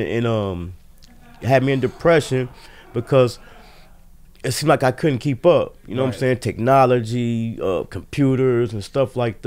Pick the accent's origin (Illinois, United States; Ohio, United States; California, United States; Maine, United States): Ohio, United States; Dayton; I was born and raised in Dayton